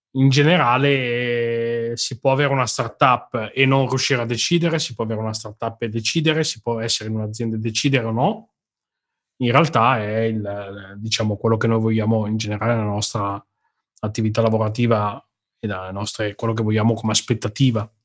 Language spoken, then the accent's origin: Italian; Milan, Lombardy, Italy; io sono di Milano e parlo milanese